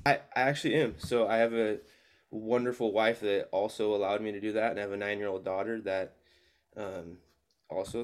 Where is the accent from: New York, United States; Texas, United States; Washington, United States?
Washington, United States; Spokane; moved away as an adult; also born or lived in Seattle area; now in Albany, United States; I was born and raised in Spokane, uh, moved to Oregon in two thousand fifteen